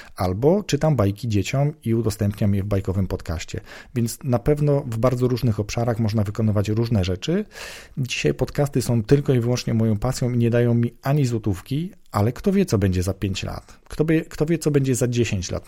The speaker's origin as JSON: {"language": "Polish", "region": "southern Poland", "country": "Poland", "said": "pochodzę z południa Polski"}